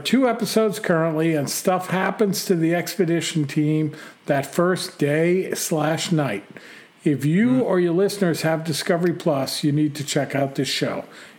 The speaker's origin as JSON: {"language": "English", "region": "New Jersey", "country": "United States", "tie": "born or raised there", "said": "Well, I'm from New Jersey, home of the Jersey Devil, although he lives about an hour to the southeast of where I grew up."}